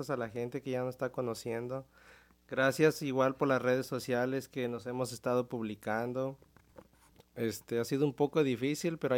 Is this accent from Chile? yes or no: no; Mexico; moved away; yo soy de México.